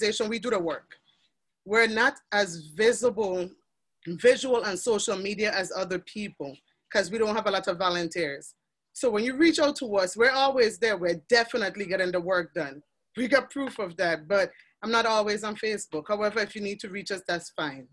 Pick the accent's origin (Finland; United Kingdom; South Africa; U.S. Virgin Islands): U.S. Virgin Islands; Charlotte Amalie; I'm from the Virgin Islands, St. Thomas in the Caribbean.